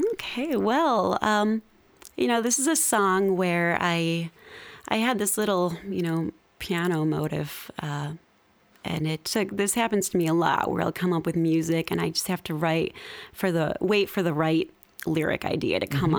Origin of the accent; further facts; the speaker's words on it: Midwest, United States; moved away as an adult; also born or lived in Seattle; I'm from the Midwest. You know, I moved to Seattle